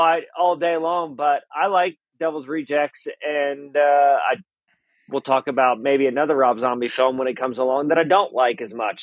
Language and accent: English; Indiana, United States; I'm from Indiana